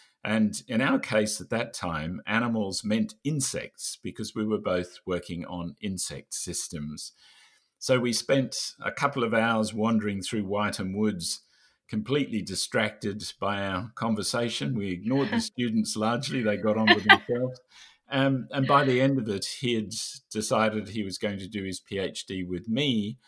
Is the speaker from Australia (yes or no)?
yes; Australia; So I'm Australian, and I'm now currently living in Australia, as is David.